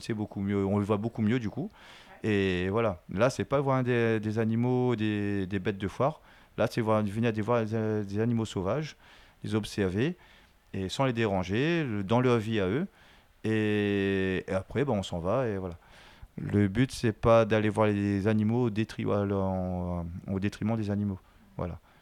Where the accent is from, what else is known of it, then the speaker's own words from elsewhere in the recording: Vincendo, Réunion; Je suis de Vincent et tout le temps, on avait des dauphins qui passaient devant, devant chez nous